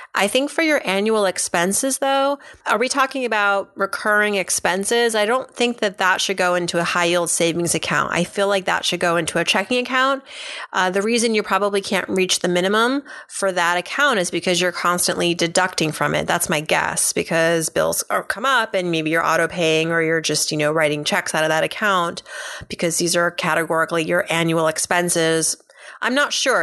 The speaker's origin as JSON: {"language": "English", "region": "Massachusetts", "country": "United States", "tie": "born or raised there", "moved": "yes", "lives_now": "New York City, United States", "said": "I grew up in New England, Massachusetts even"}